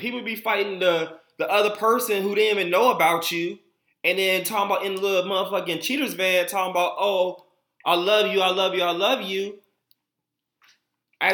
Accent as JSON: {"language": "English", "town": "Atlanta", "region": "Georgia", "country": "United States", "said": "I'm from Atlanta"}